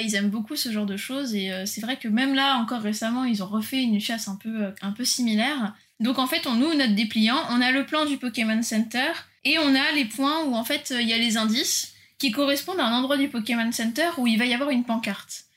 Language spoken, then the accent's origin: French; France; moved away; also born or lived in São Paulo, Brazil / Japan; nous, en tant que Français